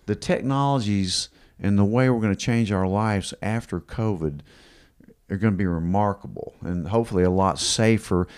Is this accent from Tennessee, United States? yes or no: yes; Kingsport, Tennessee, United States; growing up in Kingsport since we were little kids